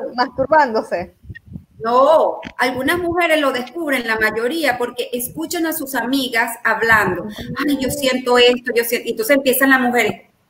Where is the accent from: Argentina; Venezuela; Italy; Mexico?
Venezuela; born or raised there; also born or lived in Colombia